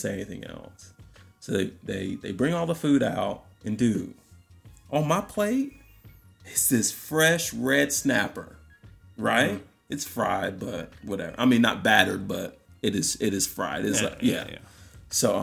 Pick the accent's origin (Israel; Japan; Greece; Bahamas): Bahamas; Nassau, New Providence; moved away; growing up in Nassau, Bahamas